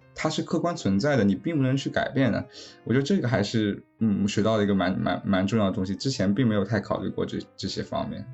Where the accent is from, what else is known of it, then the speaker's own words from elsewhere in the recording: China; now in United States; 对于我一个是在美国工作的中国人